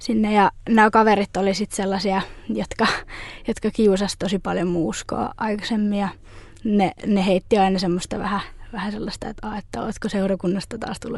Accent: Lappeenranta, South Karelia, Finland; now in Järvenpää, Finland; Mä oon Lappeenrannasta kotoisin.

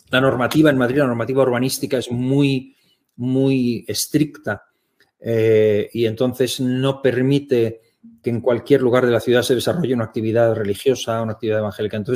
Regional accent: Germany; born there; soy alemán, yo nací en Alemania, mi madre es alemana, yo tengo la, doble nacionalidad

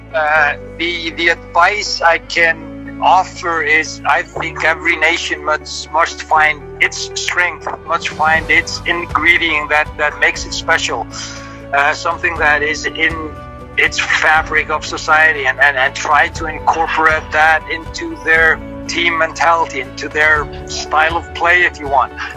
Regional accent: Iceland

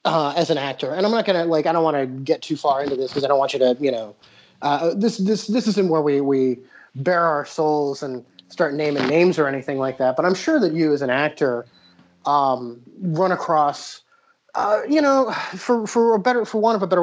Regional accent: New Jersey, United States; accent: Jersey; And, well, I'm from all over because, like, I started in New Jersey. My Jersey accent is pretty good.

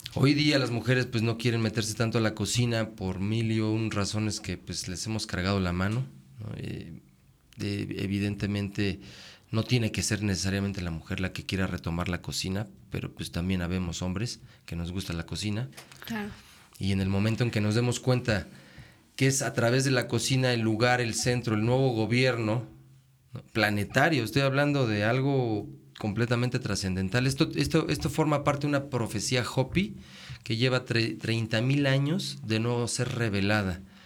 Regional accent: Mexico City, Mexico; moved away; yo soy de la ciudad, nací en la Ciudad de México

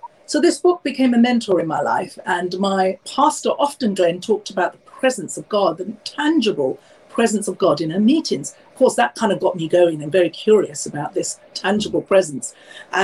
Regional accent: London, United Kingdom; I'm born and raised in London, obviously from Indian heritage.

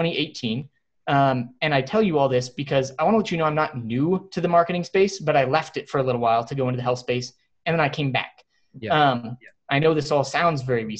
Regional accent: Texas, United States; moved away as an adult; also born or lived in Cincinnati; I grew up in Texas

